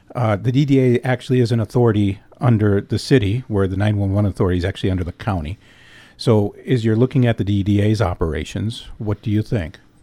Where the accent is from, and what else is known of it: Escanaba, Michigan, United States; born or raised there